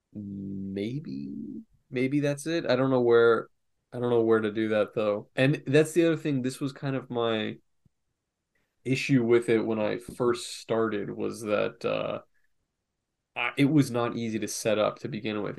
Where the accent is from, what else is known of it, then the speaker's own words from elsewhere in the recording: Florida, United States; also born or lived in New York / North Carolina; growing up in Florida